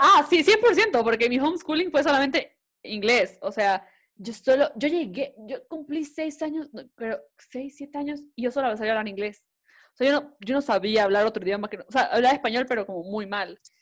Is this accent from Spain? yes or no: no; Guayaquil, Guayas, Ecuador; yo soy de Guayaquil, vivíamos en Guayaquil